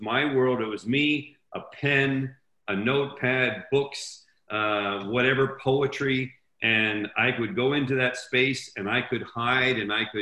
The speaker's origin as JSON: {"language": "English", "country": "Switzerland", "tie": "born or raised there", "said": "when I was 8 years old, growing up in Switzerland"}